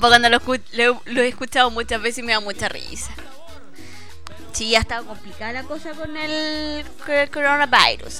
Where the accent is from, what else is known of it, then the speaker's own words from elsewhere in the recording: Santiago, Santiago Metropolitan Region, Chile; moved away; de Santiago